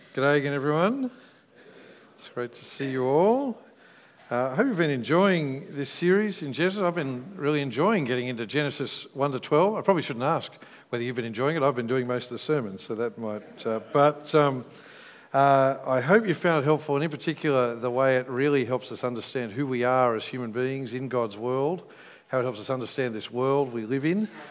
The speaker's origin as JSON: {"language": "English", "country": "Australia", "said": "when I'm overseas, I'm more Australian than when I'm in Australia"}